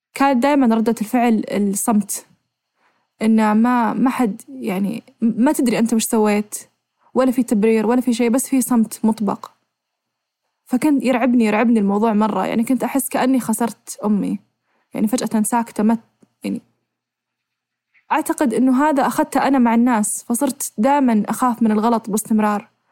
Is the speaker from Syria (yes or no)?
no; Saudi Arabia; احنا عندنا بالسعوديه